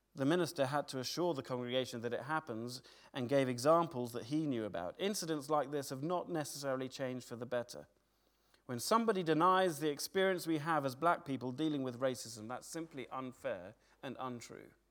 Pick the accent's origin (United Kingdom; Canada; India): United Kingdom; I don't stop being British.